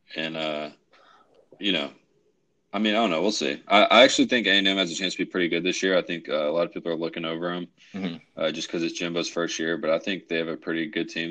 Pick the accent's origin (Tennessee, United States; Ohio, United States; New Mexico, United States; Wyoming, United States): Tennessee, United States; Memphis; I grew up in Tennessee. We both did